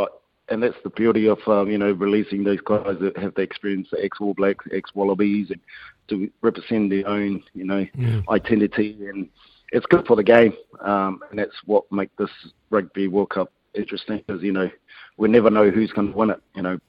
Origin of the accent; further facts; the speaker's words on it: Ireland; I grew up in Ireland, you know, that, and we always want to give it back to the community and give it back to, you know, my roots